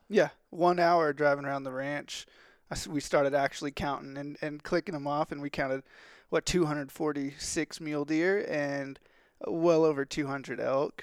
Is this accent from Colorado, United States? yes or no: no; Texas, United States; also born or lived in California; I'm from Texas